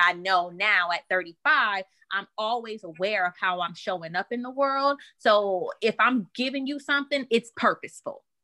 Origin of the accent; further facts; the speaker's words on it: New Orleans, Louisiana, United States; I'm from New Orleans